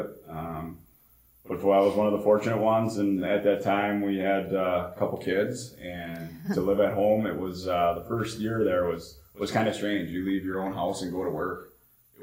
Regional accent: South St. Paul, Minnesota, United States; where I grew up in Minnesota, South St. Paul

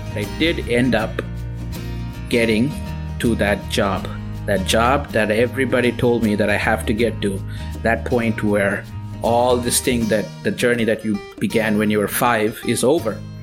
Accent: Tirunelveli, Tamil Nadu, India; moved away as an adult; I was born in India to to moderate middle class parents in a in a small town called Tirunelveli. That's in South India.

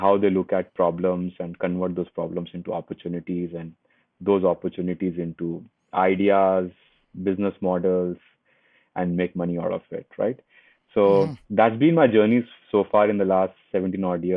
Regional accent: Hyderabad, Telangana, India; So I come from India and a very small city in India called Hyderabad. I was born there

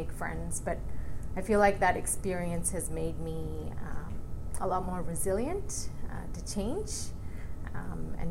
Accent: Melbourne, Victoria, Australia; English is a second language; also born or lived in southern India; when I was 9, my parents decided to immigrate to Australia. So I grew up in Melbourne.

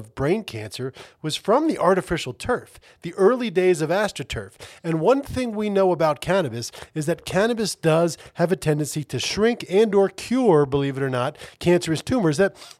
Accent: outside of Philadelphia, Pennsylvania, United States; I grew up outside of Philadelphia as a Philly fan.

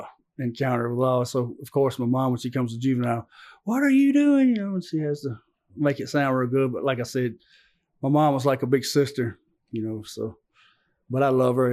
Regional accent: Antioch, United States; also born or lived in Dalton, Georgia; I grew up right here in Antioch

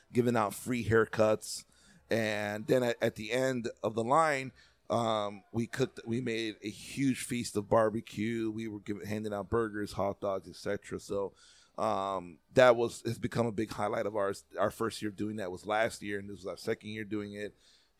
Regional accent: Chicago, Illinois, United States; as a Chicagoan and someone who lives in the Midwest

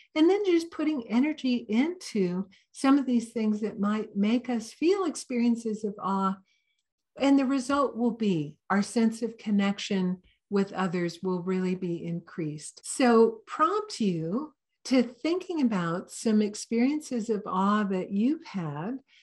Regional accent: Santa Cruz, California, United States; I'm kind of from Santa Cruz

